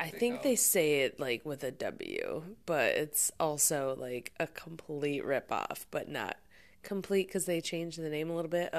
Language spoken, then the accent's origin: English; United States; I'm American.